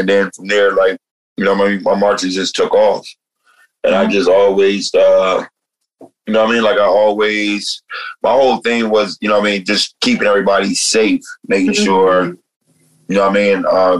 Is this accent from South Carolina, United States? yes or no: no; New Jersey, United States; moved away; When I came out here from New Jersey, I came out here during City Hall, during the Occupy City Hall movement.